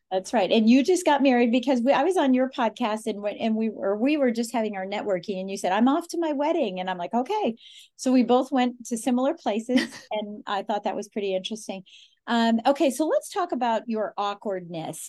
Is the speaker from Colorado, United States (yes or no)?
yes; Colorado, United States; I'm from Colorado, born, raised, you know, there's four generations of us there